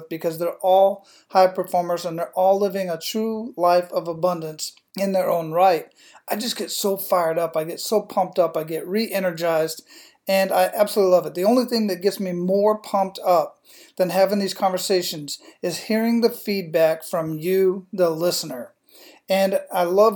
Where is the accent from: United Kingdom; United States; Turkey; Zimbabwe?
United States; Phoenix, Arizona; moved away as an adult; also born or lived in Panama / Hawaii / Big Sur; now in Tampa, United States; that's where I was born and raised